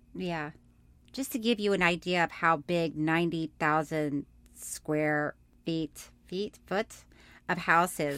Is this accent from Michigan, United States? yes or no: no; Orlando, Florida, United States; moved away; I'm from Florida, and I lived in Orlando for a long time, and when people would ask me where I, I was from, I'd say here